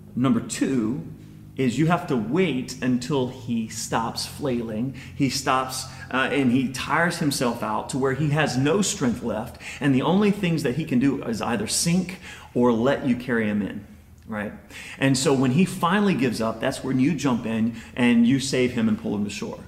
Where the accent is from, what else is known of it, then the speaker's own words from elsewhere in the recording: United States; first language English; we're American